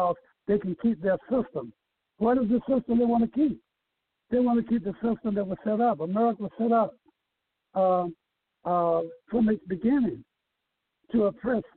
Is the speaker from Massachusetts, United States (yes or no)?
no; North Carolina, United States; now in Atlanta, United States; I came from North Carolina. I came from a family of people who stood on what was right.